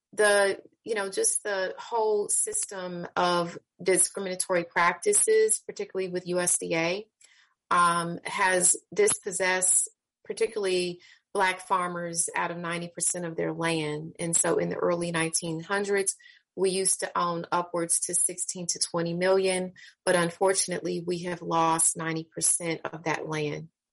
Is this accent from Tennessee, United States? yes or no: no; Kansas City, Missouri, United States; I'm again born and raised in Kansas City, Missouri.